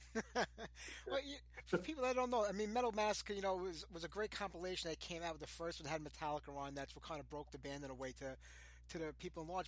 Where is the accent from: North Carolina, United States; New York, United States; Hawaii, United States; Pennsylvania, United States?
New York, United States; I'm from New York.